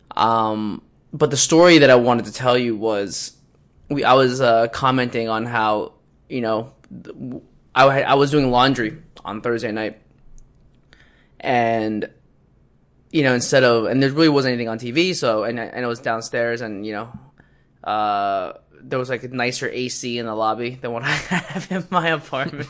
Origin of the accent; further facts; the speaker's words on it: Philadelphia, Pennsylvania, United States; I'm from Philly.